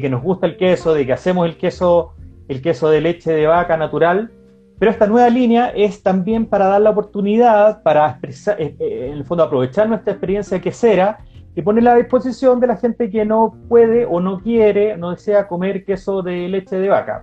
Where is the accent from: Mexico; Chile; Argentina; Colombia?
Chile; nosotros como, como chilenos estábamos cada vez más eh, dispuestos a, probar cosas nuevas